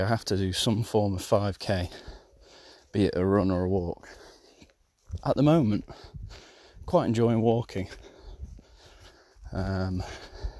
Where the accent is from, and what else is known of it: Isle of Man; born or raised there